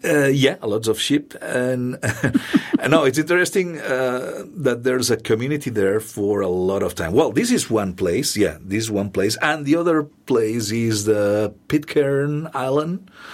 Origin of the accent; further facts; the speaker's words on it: Catalonia, Spain; English is a second language; moved away as an adult; also born or lived in Barcelona; now in Columbia, Missouri, United States; my hometown radio station